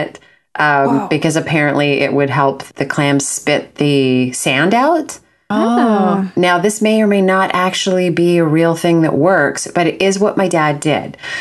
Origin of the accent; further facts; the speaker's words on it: Vancouver Island, British Columbia, Canada; I grew up on Vancouver Island and by the ocean and was around lots of seafood all the time